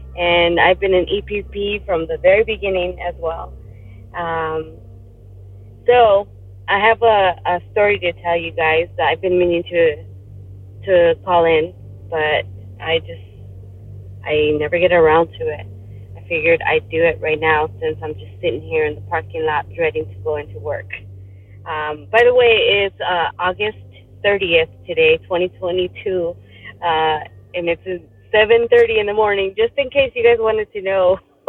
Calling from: Tucson, Arizona, United States; I am calling in from Tucson, Arizona.

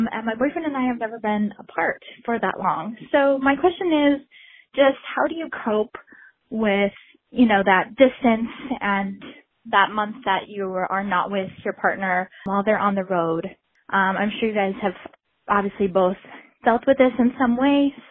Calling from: Washington, United States; Hi, Trish and Brandi. … I'm from Washington State.

